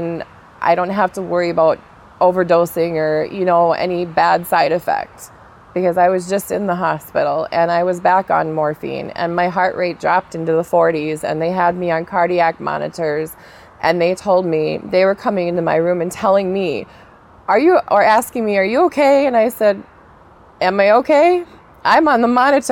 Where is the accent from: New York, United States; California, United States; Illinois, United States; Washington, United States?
California, United States; also born or lived in Minnesota; now in Florida, United States; I'm originally from California